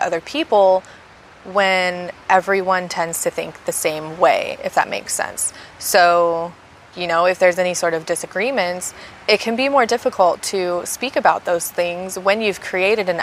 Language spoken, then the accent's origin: English; United States; I am an American, a USonian